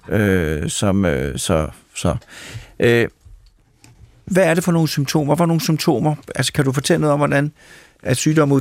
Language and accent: Danish; Mørkhøj, Capital Region of Denmark, Denmark; jeg kommer fra Mørkhøj